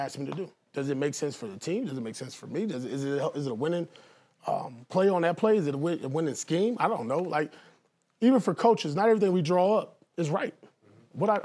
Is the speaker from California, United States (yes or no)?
yes; Compton, California, United States; I grew up in Compton, California.